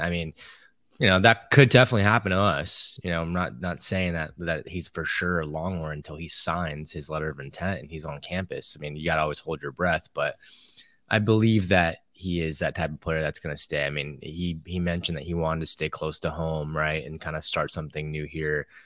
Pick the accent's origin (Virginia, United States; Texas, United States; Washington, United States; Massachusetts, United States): Texas, United States; when we were growing up in Texas